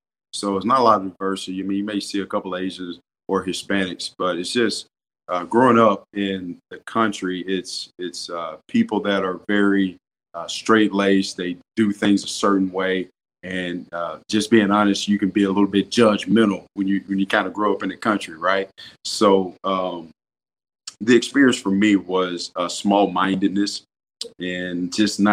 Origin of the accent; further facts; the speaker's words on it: Madison, Mississippi, United States; I grew up in Madison, Mississippi